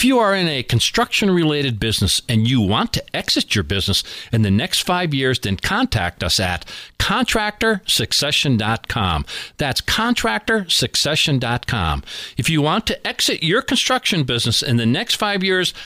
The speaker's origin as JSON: {"language": "English", "town": "Scranton", "region": "Pennsylvania", "country": "United States", "tie": "born or raised there", "said": "we are in my hometown of Scranton, Pennsylvania"}